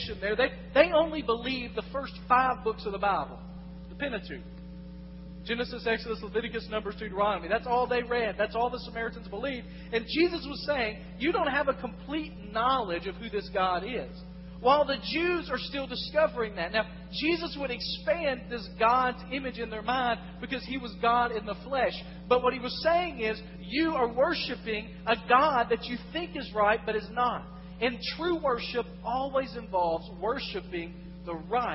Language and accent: English; West Tennessee, United States; moved away as an adult; I come from West Tennessee